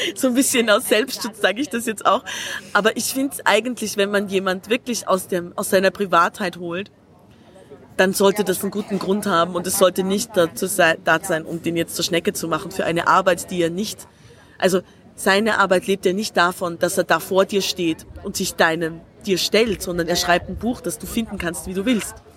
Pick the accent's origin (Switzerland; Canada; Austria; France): Austria; Tyrol; now in Berlin, Germany; ich bin Tirolerin